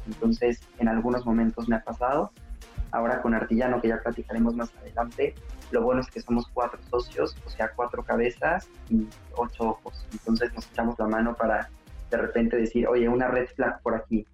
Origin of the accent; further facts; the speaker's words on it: Puebla, Mexico; moved away as an adult; also born or lived in Italy; now in Barcelona, Spain; soy poblano, orgullosamente. Bueno, soy mexicano y español, tengo las dos nacionalidades